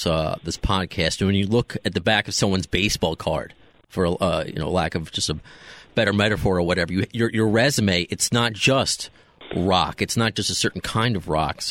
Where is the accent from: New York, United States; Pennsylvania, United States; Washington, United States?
New York, United States; Long Island; also born or lived in Brooklyn; I like to call myself a Brooklyn Jew more so than a Long Island Jew, even though I moved when I was 1.5